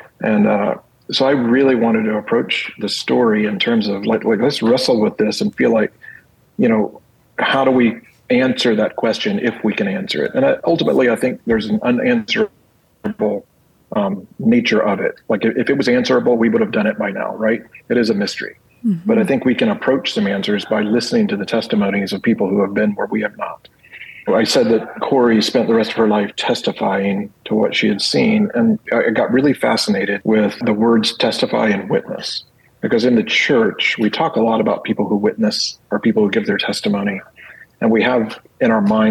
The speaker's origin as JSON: {"language": "English", "country": "United States", "said": "as an American who lives in comfort"}